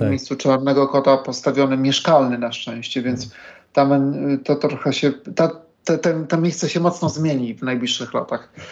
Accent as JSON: {"language": "Polish", "town": "Warsaw", "region": "Masovian Voivodeship", "country": "Poland", "lives_now": "Bemowo, Poland", "said": "Także, no ja w ogóle pochodzę z Woli."}